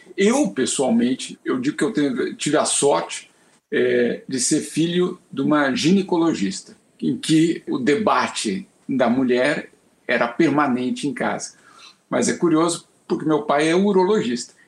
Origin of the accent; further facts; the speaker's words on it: São Paulo, Brazil; crescer em São Paulo na década de 80